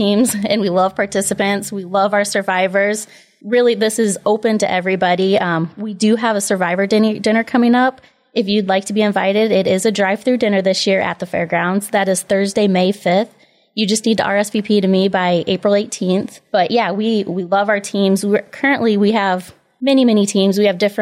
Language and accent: English; Paulding, Ohio, United States; also born or lived in Bowling Green, Ohio; I am born and raised in Paulding. I was a Paulding High School graduate